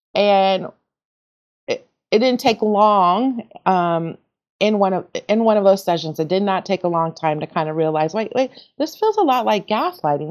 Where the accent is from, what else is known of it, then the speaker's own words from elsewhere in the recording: Oakland, California, United States; also born or lived in Portland, Oregon; now in Oregon, United States; I hail from Oakland, California, grew up in the Bay